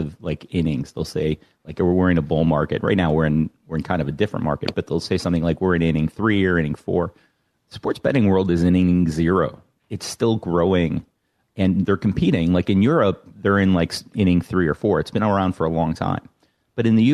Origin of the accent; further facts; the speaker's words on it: Chicago, Illinois, United States; I grew up in Chicago